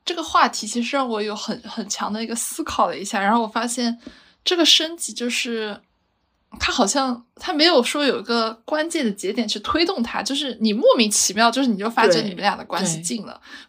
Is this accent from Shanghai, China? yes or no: yes; Shanghai, China; 就用我们上海话来讲